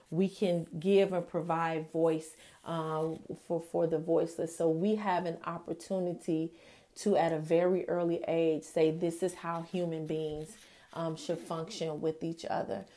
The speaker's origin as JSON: {"language": "English", "country": "United States", "said": "America is my personal country of, of origin"}